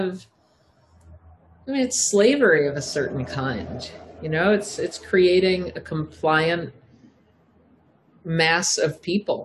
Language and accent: English; Southampton, New York, United States; I grew up from the time I was 13, I grew up in Southampton, Long Island